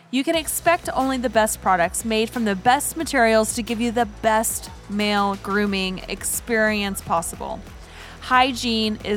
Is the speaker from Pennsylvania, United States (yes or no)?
yes; Havertown, Pennsylvania, United States; moved away; also born or lived in Washington State; I'm from Havertown. It's a small town